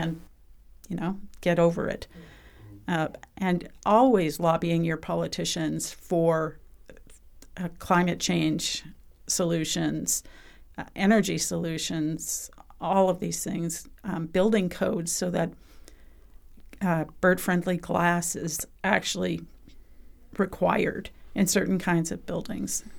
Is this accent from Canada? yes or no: yes; British Columbia, Canada; I'm from British Columbia